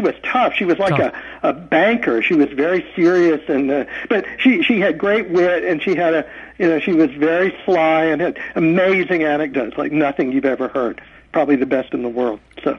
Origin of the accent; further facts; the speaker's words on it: North Carolina, United States; I'm from North Carolina